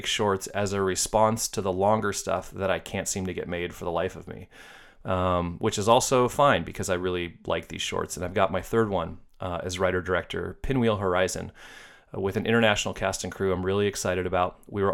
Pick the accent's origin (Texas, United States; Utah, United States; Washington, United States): Washington, United States; Seattle; I went to film school at Seattle Film Institute in my hometown of Seattle, where I still live